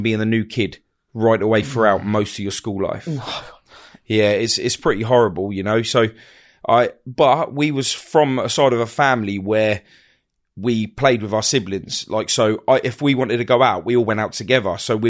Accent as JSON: {"language": "English", "town": "Hounslow", "region": "London", "country": "United Kingdom", "tie": "born there", "said": "I was born in London, born at West Middlesex Hospital, Hounslow, Feltham, all of that area."}